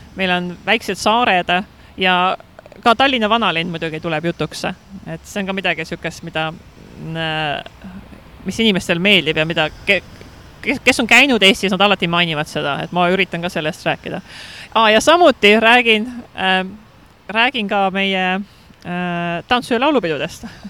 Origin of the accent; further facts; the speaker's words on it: Estonia; moved away as an adult; now in Hong Kong; ma olen Eestist